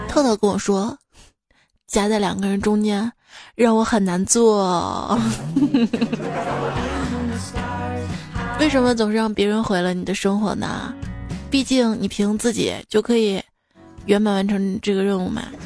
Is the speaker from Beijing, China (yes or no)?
no; Xi'an, Shaanxi, China; 我们西安